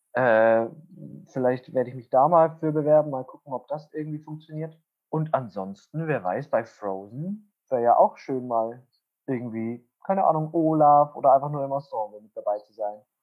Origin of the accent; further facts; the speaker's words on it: Wunsiedel, Bavaria, Germany; moved away as an adult; also born or lived in Essen; ich komme aus Wunsiedel